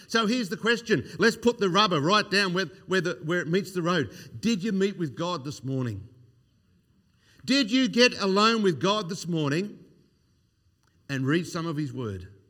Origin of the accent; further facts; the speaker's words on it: Australia; growing up in Australia in the sixties, uh, sixties and seventies, I was born in nineteen sixty-two